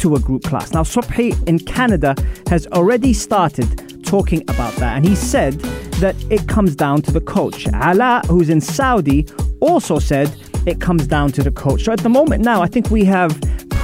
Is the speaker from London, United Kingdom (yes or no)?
yes; Wimbledon, London, United Kingdom; I grew up in Wimbledon. It's where I'm from